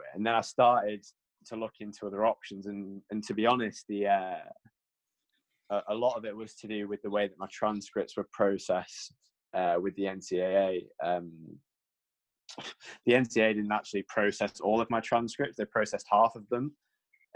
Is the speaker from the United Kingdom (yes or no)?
yes; United Kingdom; being like a British kid